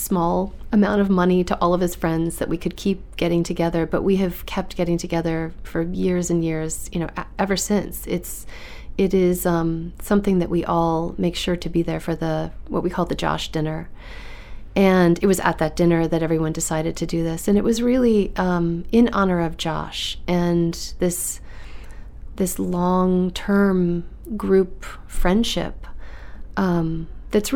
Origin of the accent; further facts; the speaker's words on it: outside of Chicago, Illinois, United States; moved away; I grew up outside of Chicago